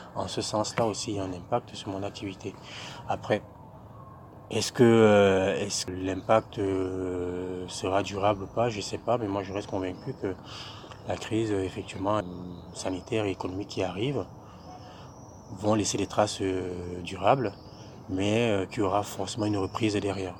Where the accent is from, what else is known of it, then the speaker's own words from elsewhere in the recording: Cameroon; moved away as an adult; now in France; je viens du Cameroun, j'ai étudié au Cameroun euh, pendant une bonne vingtaine d'années